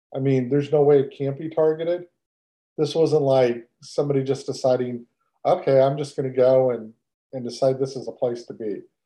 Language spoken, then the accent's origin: English; Texas, United States; I'm from Texas and I love Texas